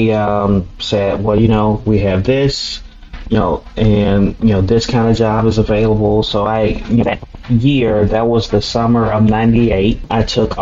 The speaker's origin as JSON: {"language": "English", "town": "Chicago", "region": "Illinois", "country": "United States", "tie": "born or raised there", "said": "growing up in Chicago, especially during the 80s and 90s"}